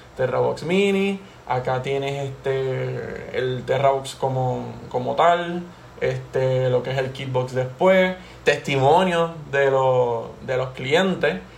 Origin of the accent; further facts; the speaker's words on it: Puerto Rico; somos puertorriqueños